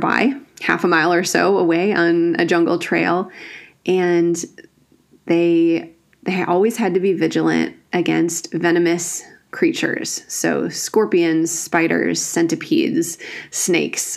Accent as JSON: {"language": "English", "region": "Northwoods of Wisconsin", "country": "United States", "tie": "born or raised there", "said": "I grew up in the Northwoods of Wisconsin"}